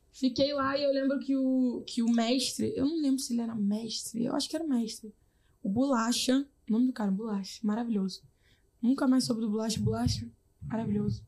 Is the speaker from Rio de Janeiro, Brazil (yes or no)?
yes; Rio de Janeiro, Brazil; also born or lived in Jacarepaguá, Rio de Janeiro; now in São Gonçalo, Brazil; eu sou nascida e criada na Rocinha